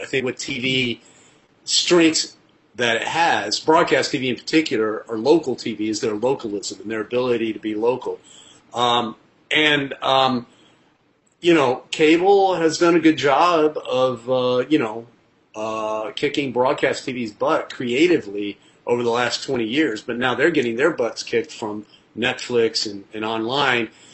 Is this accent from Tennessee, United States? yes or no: yes; Nashville, Tennessee, United States; also born or lived in Colombia / Los Angeles; now in New York City, United States; Nashville, my hometown or close to my hometown